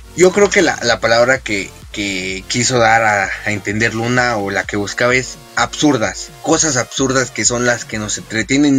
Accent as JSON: {"language": "Spanish", "country": "Mexico"}